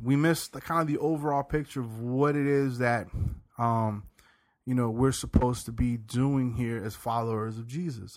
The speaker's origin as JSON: {"language": "English", "region": "the South", "country": "United States", "tie": "born or raised there", "said": "I grew up in the South"}